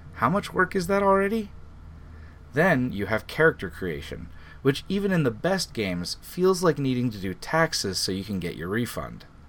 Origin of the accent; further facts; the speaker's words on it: Arkansas, United States; my home state of Arkansas